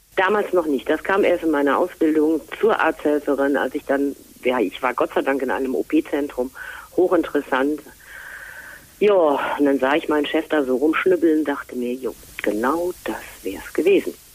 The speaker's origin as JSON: {"language": "German", "region": "Rhineland", "country": "Germany", "also_born_or_lived": "Fulda", "moved": "as an adult", "said": "uns Rheinländer"}